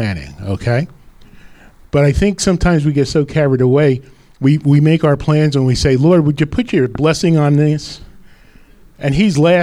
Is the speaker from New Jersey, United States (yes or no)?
yes; Rutherford, New Jersey, United States; I was living up in Rutherford, my hometown